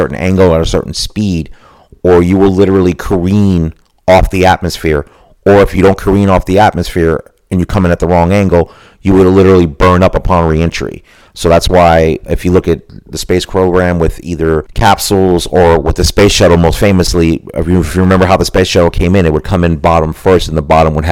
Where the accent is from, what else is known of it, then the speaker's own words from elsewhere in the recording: Florida, United States; myself growing up in Florida, I've had close proximity to the space program